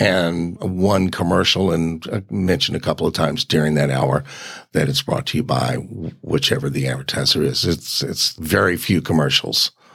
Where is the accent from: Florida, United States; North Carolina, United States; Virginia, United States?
Virginia, United States; Richmond; I was born on Broad Street